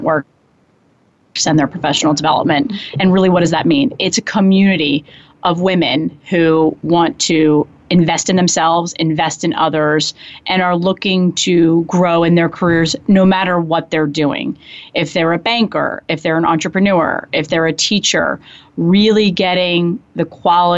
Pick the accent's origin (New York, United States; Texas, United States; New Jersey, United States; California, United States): New Jersey, United States; Matawan; moved away as an adult; also born or lived in Ohio; we grew up in New Jersey. I mean, the bulk of my childhood spent there.